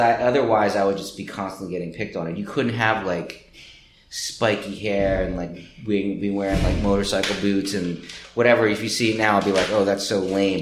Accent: Trenton, New Jersey, United States; I grew up in Trenton, New Jersey, which is one hour south of here

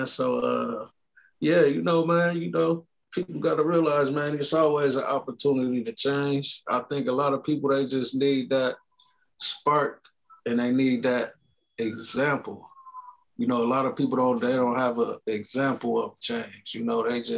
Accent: Michigan, United States; now in West Coast, United States; I'm originally from Michigan, man. But you know, I'm out here on the West Coast

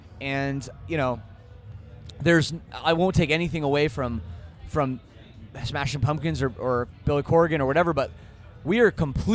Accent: Toronto, Ontario, Canada; And being that I'm from Toronto, I have a pretty crazy personal

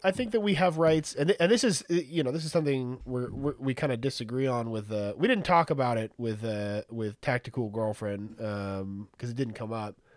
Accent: San Antonio, Texas, United States; I'm from San Antonio. I live in San Antonio.

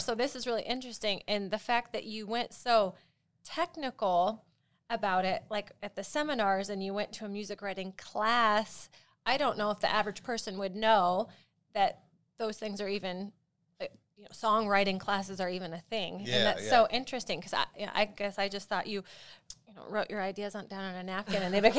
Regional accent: South Carolina, United States; I'm from South Carolina.

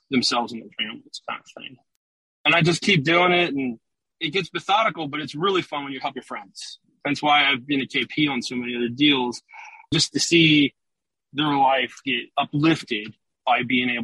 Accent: Cincinnati, Ohio, United States; moved away as an adult; now in Houston, United States; I'm originally from Cincinnati. I grew up here

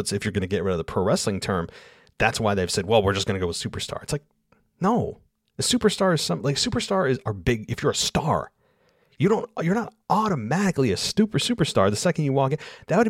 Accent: Houston, Texas, United States; I'm from Houston, Texas, and we refer to the city as H-Town.

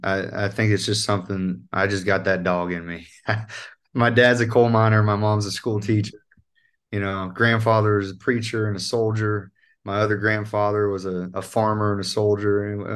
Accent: North Central West Virginia, United States; accent: North Central West Virginian; And I, you know, this North Central West Virginian accent, which is like almost sounds like it's Irish when I'm singing, but that's how it is naturally. That's how I sound.

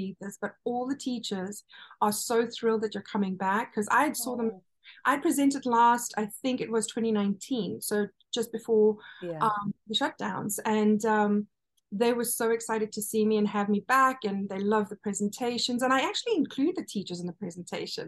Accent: KwaZulu-Natal, South Africa; now in United States; my hometown where I was born in KwaZulu-Natal

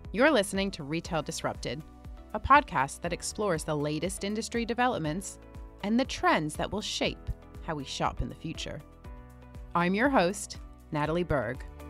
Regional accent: United States; moved away as an adult; now in United Kingdom; I'm American by birth, but have lived in the U K for nearly half my life now

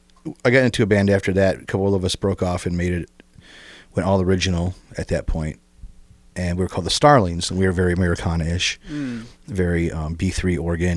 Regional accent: Toledo, Ohio, United States; I grew up in West Toledo. Oh, and went to West Side. Went to Longfellow's, went to DeVoe Junior High, start high school, and then went to the University of Toledo.

